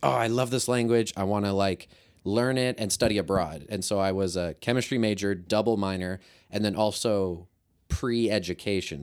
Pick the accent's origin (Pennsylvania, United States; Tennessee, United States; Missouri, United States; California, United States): Missouri, United States; Kirksville; I'm from Kirksville